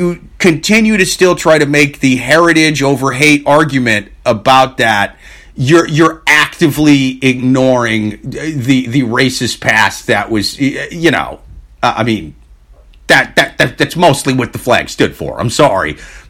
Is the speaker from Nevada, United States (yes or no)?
no; Tennessee, United States; We're just huge Bills fans, even though we grew up in Tennessee.